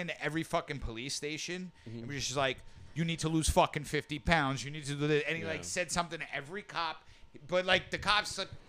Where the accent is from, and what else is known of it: New York, United States; accent: New York